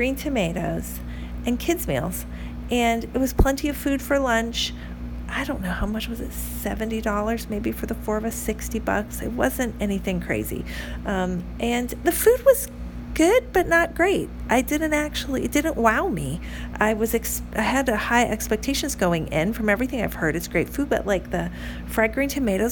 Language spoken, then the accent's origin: English; North Carolina, United States; I'm from North Carolina